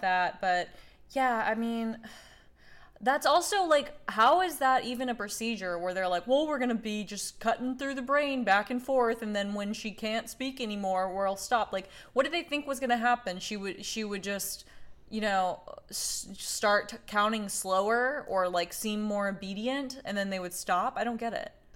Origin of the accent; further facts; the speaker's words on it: Oklahoma, United States; I'm from Oklahoma